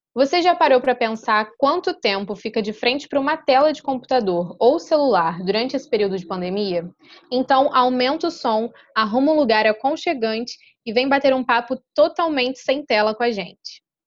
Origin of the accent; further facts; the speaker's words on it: Rio de Janeiro, Brazil; tenho 24 anos, nascida e criada na Ilha do Governador, zona norte do Rio de Janeiro